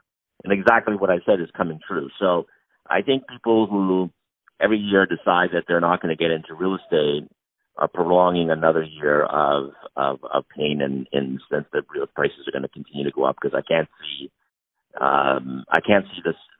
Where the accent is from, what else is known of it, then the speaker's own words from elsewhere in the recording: Toronto, Ontario, Canada; we're from Toronto